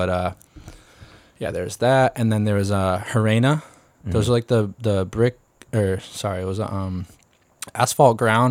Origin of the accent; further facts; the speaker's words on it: Springfield, Massachusetts, United States; now in Long Beach, United States; I'm from Springfield, Massachusetts.